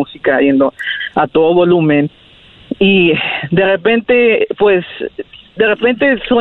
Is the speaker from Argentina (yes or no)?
no; Rio Grande Valley, Texas, United States; Yo soy de, del Valle del Río Grande.